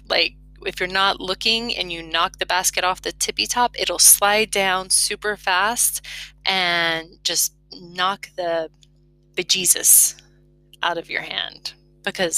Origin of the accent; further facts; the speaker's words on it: Florida, United States; moved away as an adult; now in Lozère, France; because I'm from Florida.